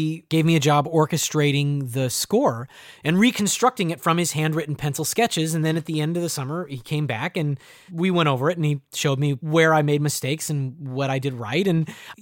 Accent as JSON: {"language": "English", "town": "Bellingham", "region": "Washington", "country": "United States", "tie": "born or raised there", "said": "my hometown of Bellingham, Washington"}